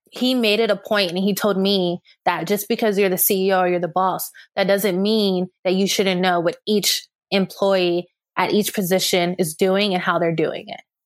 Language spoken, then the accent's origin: English; California, United States; moved away; I'm a Californian at heart, and we don't really sugarcoat stuff. So, No, by heart, I was raised there